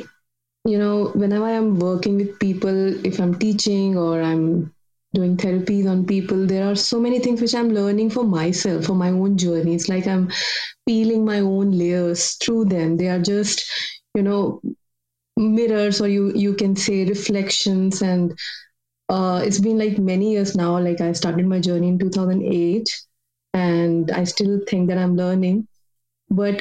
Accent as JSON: {"language": "English", "country": "India", "said": "I'm from India"}